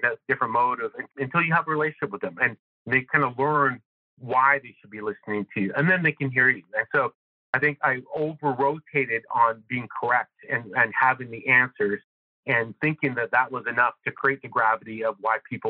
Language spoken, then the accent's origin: English; Northern Canada, Canada; moved away; I'm originally from Northern Canada.